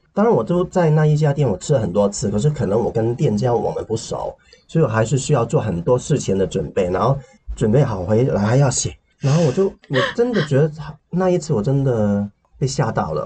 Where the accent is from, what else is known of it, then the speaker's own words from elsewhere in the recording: Hong Kong; Chinese is a second language; 我小时候经历的贫穷